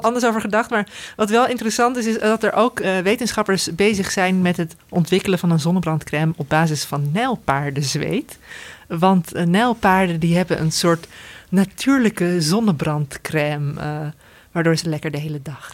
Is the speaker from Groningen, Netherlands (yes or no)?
no; Veluwe, Gelderland, Netherlands; we komen van de Veluwe